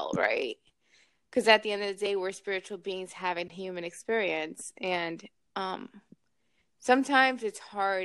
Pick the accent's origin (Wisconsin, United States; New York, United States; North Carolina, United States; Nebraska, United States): New York, United States; now in Miami, United States; I live in Miami. I'm from New York originally